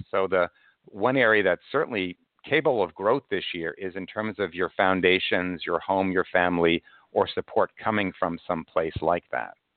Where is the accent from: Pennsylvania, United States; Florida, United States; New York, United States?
New York, United States; Cold Spring Harbor; now in New York City, United States; I was raised in uh, Cold Spring Harbor, Long Island, but I live in New York City now